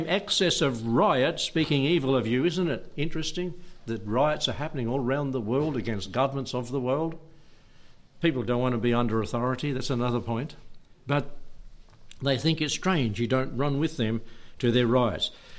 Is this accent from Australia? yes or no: yes; Warburton, Victoria, Australia; that's just the hospital I was born in, down at Warburton.